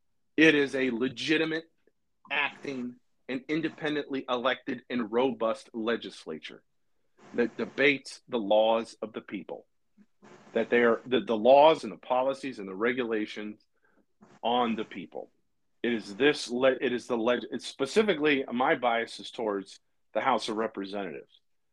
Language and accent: English; Harrisburg, Pennsylvania, United States; born there; I was born in Harrisburg, Pennsylvania, to an extremely patriotic family.